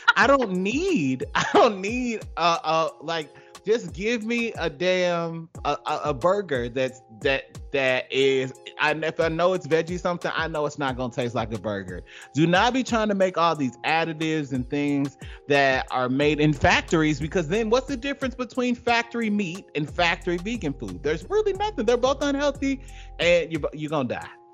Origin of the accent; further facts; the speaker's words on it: Georgia, United States; I'm not like a transplant that moved to Georgia and left to talked about it. I'm from there, and rooted there